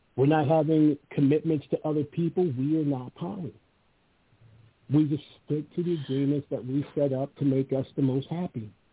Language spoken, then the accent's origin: English; Los Angeles, California, United States; moved away; I was born and raised in Venice Beach